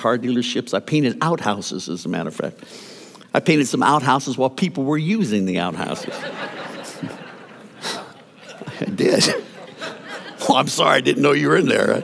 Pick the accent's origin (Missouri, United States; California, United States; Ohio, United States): Ohio, United States; Youngstown; also born or lived in Wooster, Ohio / Ashland, Ohio; my hometown of Youngstown, Ohio